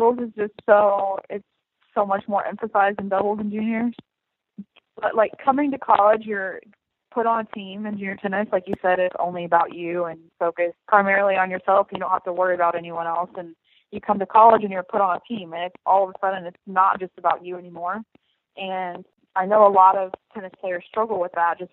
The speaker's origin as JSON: {"language": "English", "town": "Indianapolis", "region": "Indiana", "country": "United States", "tie": "born or raised there", "said": "I'm from Indianapolis, Indiana."}